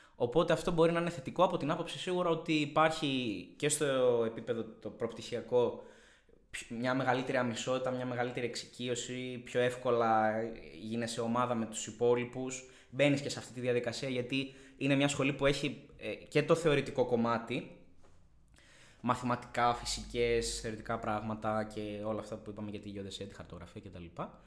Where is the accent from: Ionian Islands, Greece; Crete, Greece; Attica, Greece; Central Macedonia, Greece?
Central Macedonia, Greece; Thessaloniki; moved away as an adult; now in Athens, Greece; γεννήθηκα και μεγάλωσα στη Θεσσαλονίκη